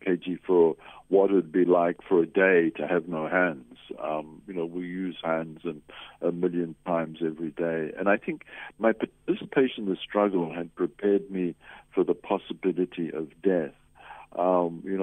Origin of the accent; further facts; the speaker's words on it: New Zealand; moved away as an adult; also born or lived in Lesotho / Zimbabwe; now in South Africa; originally I come from New Zealand. That's Aotearoa, New Zealand, is where I was born. I came to South Africa in 1973.